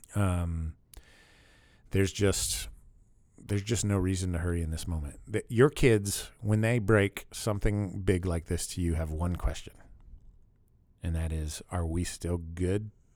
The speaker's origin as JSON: {"language": "English", "town": "Pittsburgh", "region": "Pennsylvania", "country": "United States", "tie": "born or raised there", "said": "I grew up in Pittsburgh"}